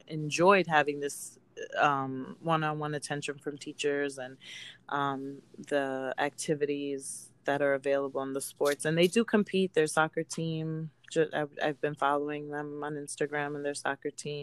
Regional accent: New York City, New York, United States; I grew up in Queens.

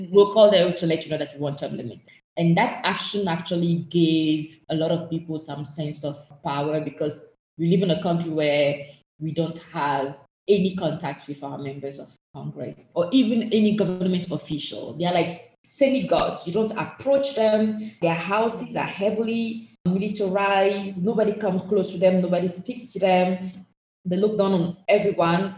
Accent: Togo; the country where I was born and raised in, which passport I hold, is Togo.

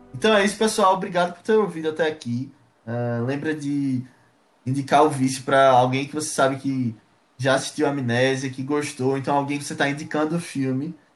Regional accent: Recife, Pernambuco, Brazil

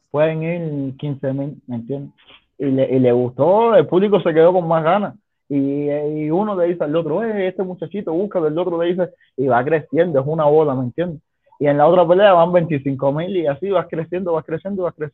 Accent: Cuba; now in Mexico; Somos 30 cubanos.

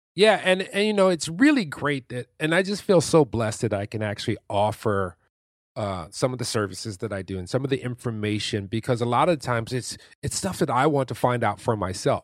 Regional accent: Detroit, Michigan, United States; I come from Detroit, Michigan, which is, and on the east side, which is the hood. I lived there for the first, like, fifteen and a half years of my life, and then we moved to the suburbs.

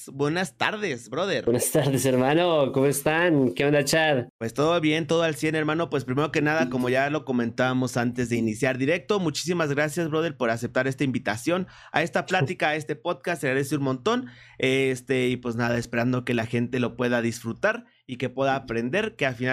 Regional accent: Colombia; De Colombia, de Colombia, hermano.

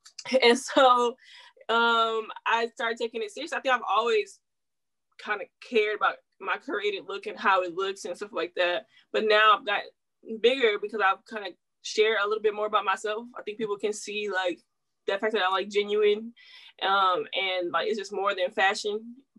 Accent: the South, United States; She from Atlanta, so you know I'm like from the South.

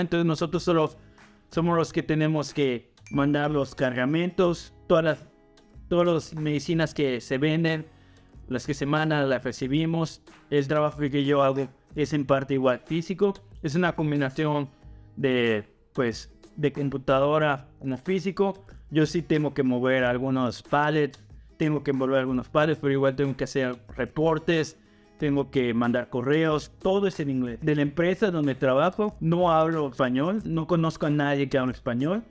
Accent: Mexico; moved away as an adult; now in Canada; yo soy de México

